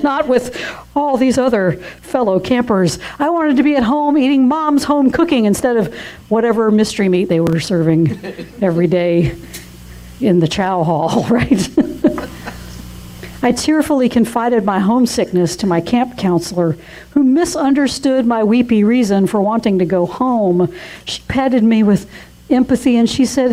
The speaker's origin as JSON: {"language": "English", "region": "Georgia", "country": "United States", "tie": "born or raised there", "also_born_or_lived": "North Carolina", "moved": "yes", "said": "I was born in North Carolina, like James Taylor, but I consider the Georgia town where I spent most of my youth and my young adult life as my hometown"}